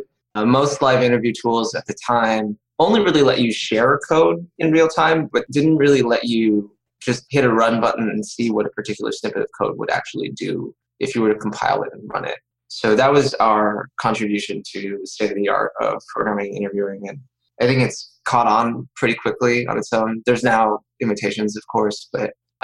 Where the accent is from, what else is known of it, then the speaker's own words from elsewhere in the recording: Milpitas, California, United States; I'm from Milpitas, California